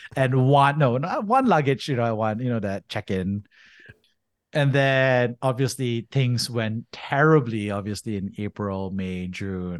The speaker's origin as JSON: {"language": "English", "country": "Singapore", "tie": "born or raised there", "also_born_or_lived": "United States", "moved": "as an adult", "said": "I grew up in Singapore, Army"}